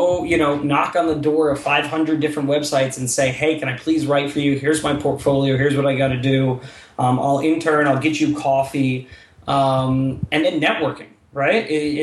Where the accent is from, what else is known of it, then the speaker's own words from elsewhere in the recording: South Bend, Indiana, United States; moved away as an adult; I grew up in South Bend